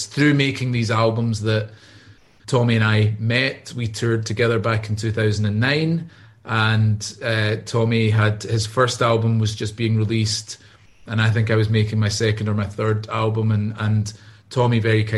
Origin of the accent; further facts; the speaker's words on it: Glasgow, Scotland, United Kingdom; born and raised in Glasgow and had a music career